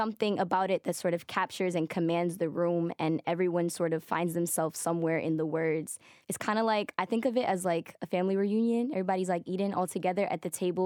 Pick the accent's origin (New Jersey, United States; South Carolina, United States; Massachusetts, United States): Massachusetts, United States; Boston; being American-born, but Dominican and Puerto Rican, being first generation, to add on to that, it's a very unique experience being here, being from here